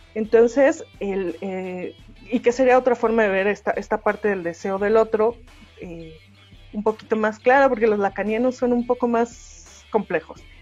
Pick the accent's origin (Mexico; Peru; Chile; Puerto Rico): Mexico; soy latino, nacido en México, en, un, en el ochenta y tantos